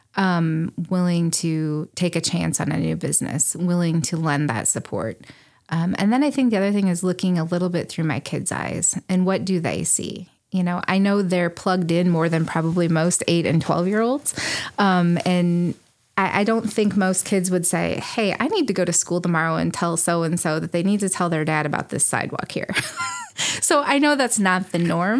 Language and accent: English; Lyndon, Illinois, United States; also born or lived in Springfield, Illinois; now in Morrison, United States; I grew up in Wyatt State County in Linden, outside of Linden